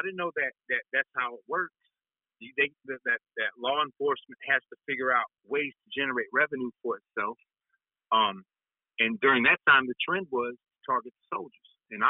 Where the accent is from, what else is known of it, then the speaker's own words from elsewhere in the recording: North Carolina, United States; moved away as an adult; now in Texas, United States; In 2002, I came to Texas from North Carolina. So I was pursuing my dream in music.